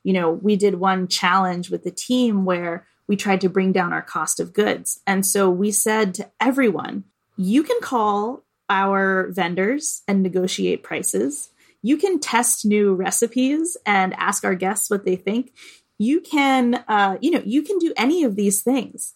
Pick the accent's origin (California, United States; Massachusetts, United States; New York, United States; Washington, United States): Massachusetts, United States; Boston; being here in Boston, in my hometown